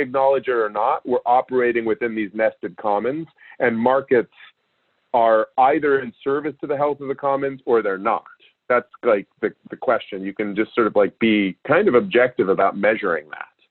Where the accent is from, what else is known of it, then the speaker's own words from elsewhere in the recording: Alaska, United States; I grew up in Alaska